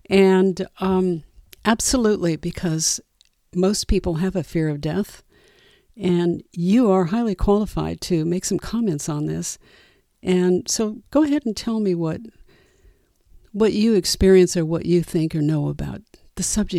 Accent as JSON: {"language": "English", "region": "California", "country": "United States", "tie": "born or raised there", "said": "I was raised in California, very traditional Christian religion that didn't embrace reincarnation."}